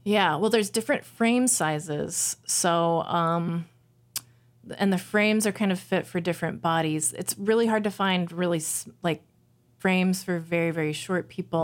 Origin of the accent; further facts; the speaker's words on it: Jefferson City, Missouri, United States; now in Minneapolis, United States; I grew up in Jefferson City, Missouri